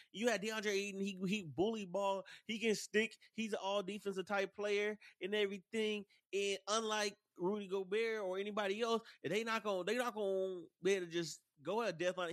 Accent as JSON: {"language": "English", "town": "Dallas", "region": "Texas", "country": "United States", "said": "I'm from Dallas, I'm just not a, I'm just not a, um, a Dallas Mavericks fan, but I'm from Dallas"}